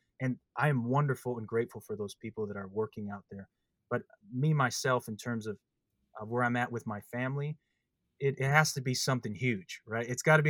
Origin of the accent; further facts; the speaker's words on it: Midwest, United States; But growing up in the Midwest, that's what helped me understand the passing of time.